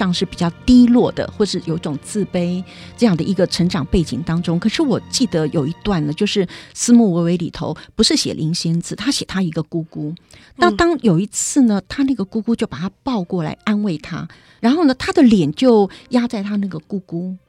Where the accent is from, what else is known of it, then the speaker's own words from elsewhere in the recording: Liuzhangli, Taipei, Taiwan; 我是在六张里长大的，嗯、呃，大概就是一些比较农村型的，一个周遭的成长环境